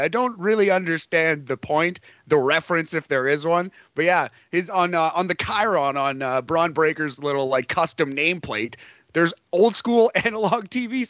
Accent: Canada; Yeah, technically we're both American, although I identify Canadian, yeah, Boris. I was raised here. I'll die here.

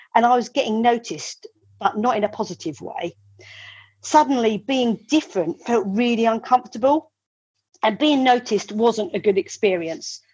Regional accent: Medway, South East England, United Kingdom; I was born in Medway um, in the 1970s. Uh, I was born in the house that uh, my mum still lives

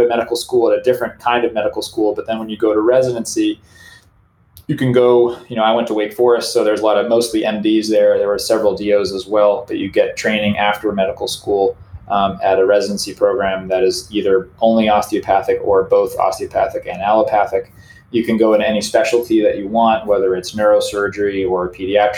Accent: Maine, United States; I grew up in Maine

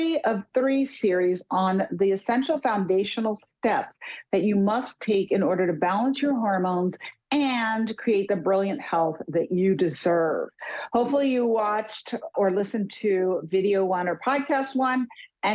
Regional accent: New York City, New York, United States; I'm more of a nature girl than a big city girl, even though I grew up in New York City

